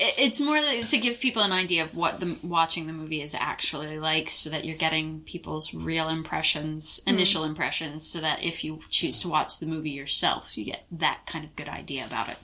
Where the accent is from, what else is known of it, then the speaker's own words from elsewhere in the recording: United States; moved away as an adult; I'm from the States